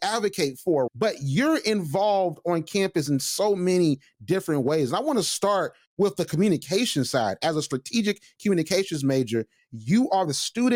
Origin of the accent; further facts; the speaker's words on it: Macon, Georgia, United States; I'm from Macon, Georgia.